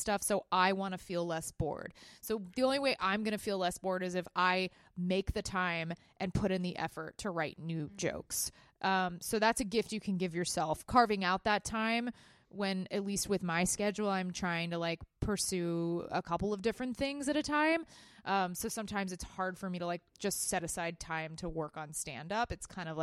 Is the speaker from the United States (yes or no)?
yes; Texas, United States; moved away as an adult; now in New York, United States; I grew up in Texas